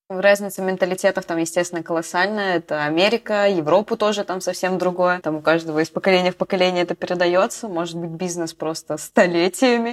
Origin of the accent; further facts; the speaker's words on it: Bryansk, Bryansk Oblast, Russia; now in Moscow, Russia; Я из Брянска